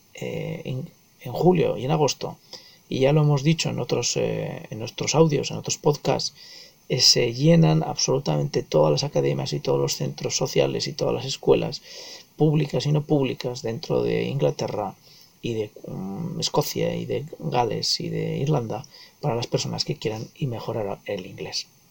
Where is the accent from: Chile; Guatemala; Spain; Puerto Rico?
Spain; yo soy eh, nativo español y hablo en inglés como extranjero